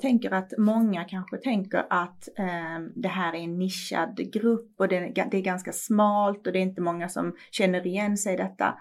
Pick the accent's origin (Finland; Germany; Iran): Iran; now in Sweden; I mitt hemland